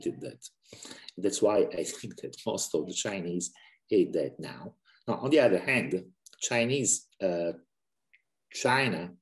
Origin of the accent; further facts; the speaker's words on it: Italy; moved away as an adult; now in Budapest, Hungary; I was born in Italy, but I married a Hungarian, and we have been moving around a lot